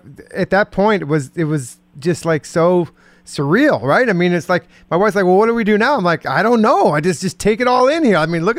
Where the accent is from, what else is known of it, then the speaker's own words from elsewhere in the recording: West Coast, United States; moved away; I grew up on the West Coast